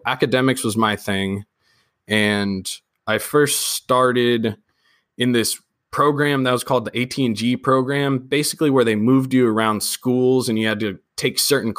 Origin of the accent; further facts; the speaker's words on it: Sacramento, California, United States; I'm from Sacramento. I'm in the Citrus Heights area, which is a very, very beautiful Providence area of Sacramento